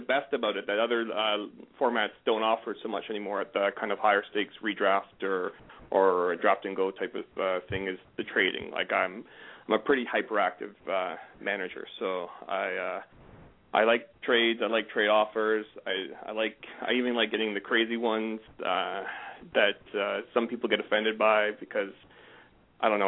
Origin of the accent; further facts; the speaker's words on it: Canada; I'm a Canadian